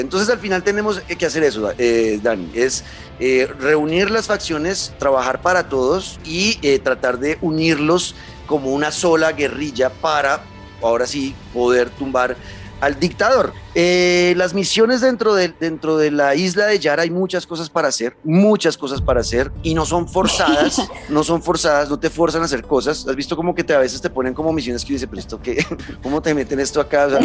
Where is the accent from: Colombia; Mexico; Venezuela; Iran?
Colombia; yo como colombiano